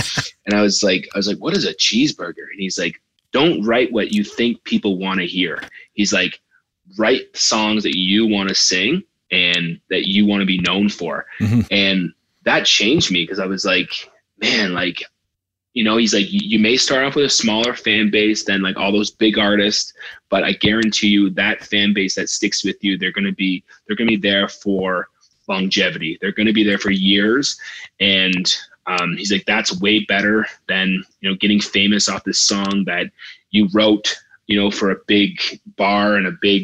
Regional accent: Canada; moved away as an adult; also born or lived in Nashville; back in my home country

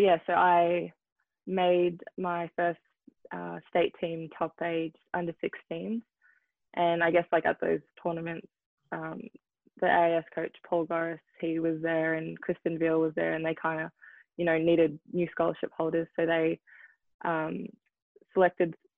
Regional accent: Melbourne, Victoria, Australia; also born or lived in New Zealand; now in Seattle, United States; I was born in New Zealand, so I played soccer in New Zealand, but I was 4, so I think I played for 1 season. And then in Melbourne, I played tennis as well

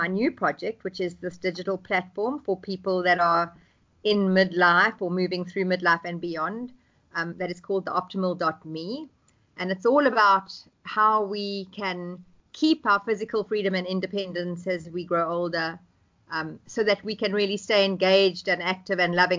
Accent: South Africa; I am South African, and I'm currently in Johannesburg

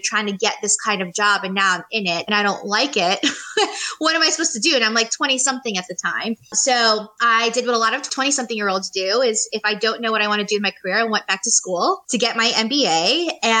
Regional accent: New York City, New York, United States; moved away as an adult; now in Charlotte, United States; I am originally from New York City

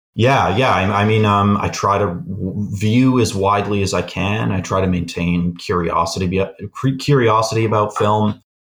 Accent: Canada; we're both Canadian

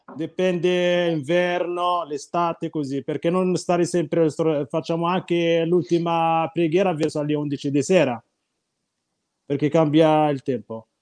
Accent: Morocco; Italian is a second language; now in Italy; Il mio paese dove abito io

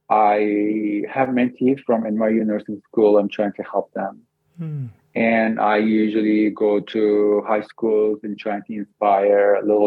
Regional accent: Canada; Yeah, we're from Canada.

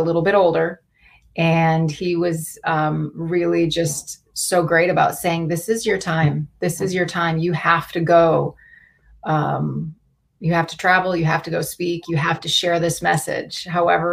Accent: Wisconsin, United States; moved away; Saul and I grew up in Wisconsin in this little town of 5,000 together

